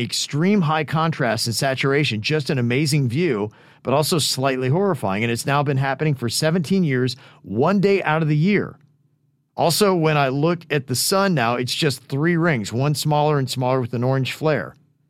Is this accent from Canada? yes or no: no; Peru; And since I'm from Peru, I figured that must have helped somehow.